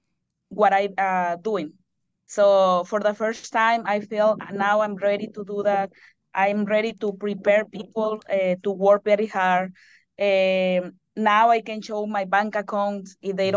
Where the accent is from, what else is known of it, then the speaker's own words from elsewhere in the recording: Mexico; moved away; I am the only Mexican in here.